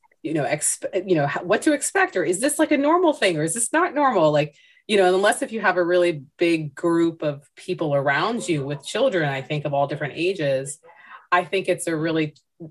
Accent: United States; I am of Indian descent. I was born here

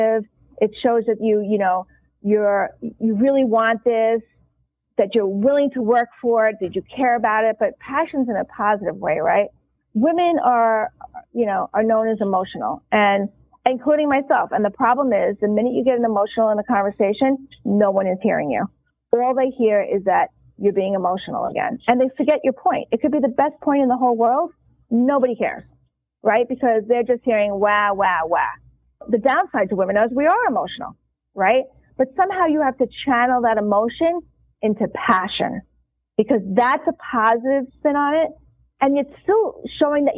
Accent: New York, United States; I am a New Yorker

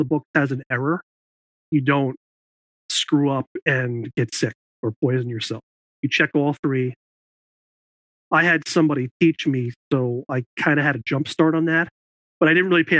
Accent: New York, United States; I grew up in New York, and I went to college at SUNY New Paltz

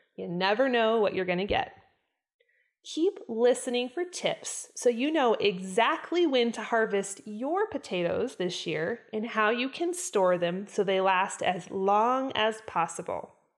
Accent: Idaho, United States; I was born and raised in Idaho.

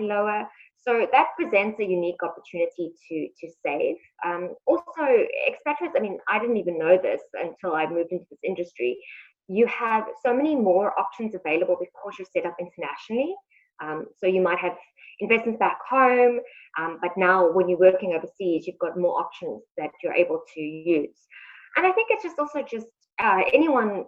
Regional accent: South Africa; moved away as an adult; now in Shanghai, China; I'm actually from South Africa. I moved over here about 8 months ago.

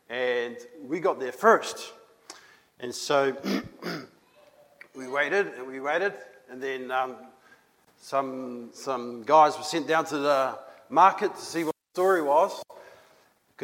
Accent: New Zealand; Moi, je viens de Nouvelle-Zélande. Me, I come from New Zealand.

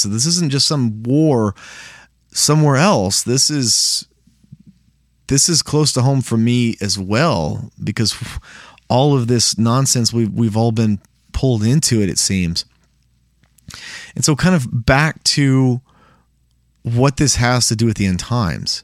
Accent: United States; as an American

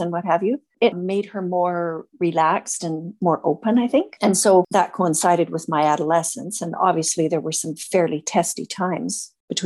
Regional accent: Prince George, British Columbia, Canada; growing up in Prince George

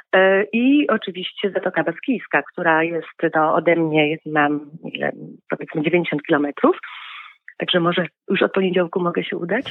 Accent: Poland; moved away as an adult; now in Nouvelle-Aquitaine, France; u nas w Tatrach

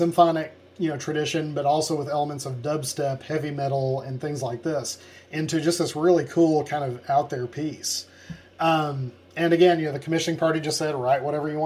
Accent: Jonesboro, Arkansas, United States; I'm from Jonesboro, Arkansas

